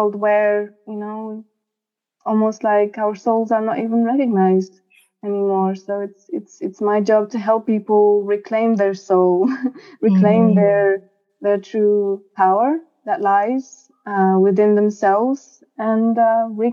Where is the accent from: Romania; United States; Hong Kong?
Romania; moved away as an adult; now in London, United Kingdom; I came here to London from my home country, Romania.